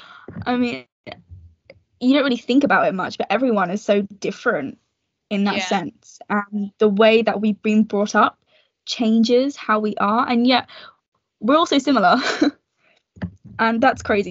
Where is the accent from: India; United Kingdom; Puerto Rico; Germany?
United Kingdom; I am British, born and raised